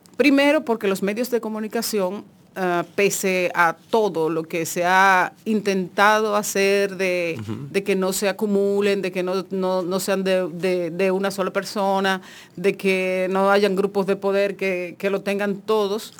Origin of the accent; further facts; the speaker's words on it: Monte Plata, Dominican Republic; yo vengo de Monteplata